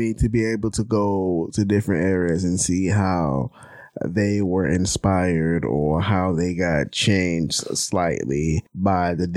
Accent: Houston, Texas, United States; I'm from Houston

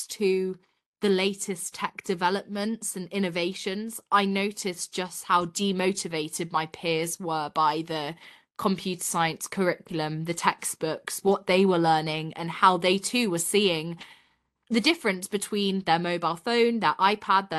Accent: Yorkshire and the Humber, United Kingdom; I'm based in Yorkshire in England. So up north in the countryside, such a beautiful area to grow up

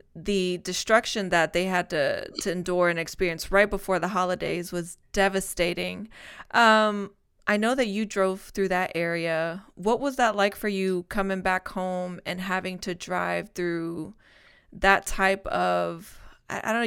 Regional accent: Spain; moved away; my hometown in Spain

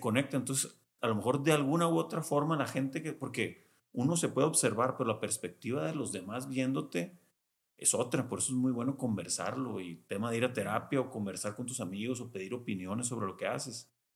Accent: Culiacán, Sinaloa, Mexico; yo nací en Culiacán toda mi infancia en Culiacán

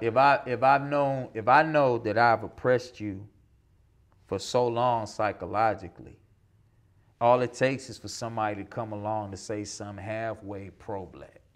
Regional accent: South Georgia, United States; growing up in South Georgia

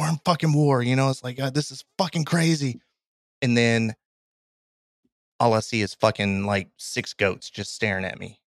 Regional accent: Kentucky, United States; I'm from Kentucky. I've been in Kentucky or in the South pretty much my entire life.

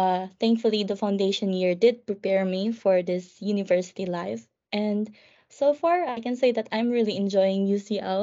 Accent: Philippines; moved away as an adult; now in London, United Kingdom; I'm from the Philippines, so I am an international student

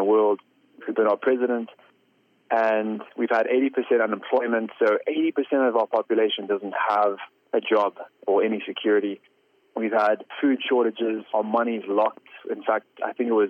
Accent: Zimbabwe; I was born in Zimbabwe, raised in Zimbabwe

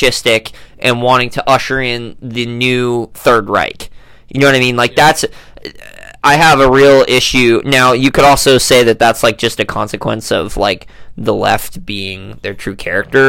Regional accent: United States; as an American

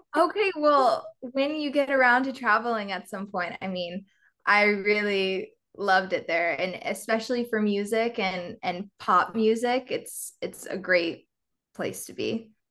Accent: Nebraska, United States; moved away as an adult; now in Los Angeles, United States; I'm from Nebraska, so kind of middle of the country, small, smaller town kind of vibes.

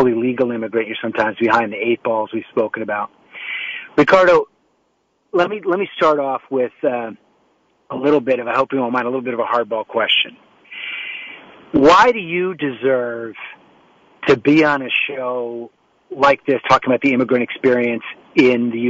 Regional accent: United States; I was born here in the United States

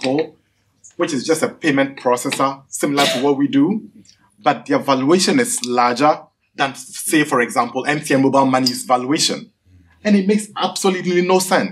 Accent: Ghana; I'm from Ghana.

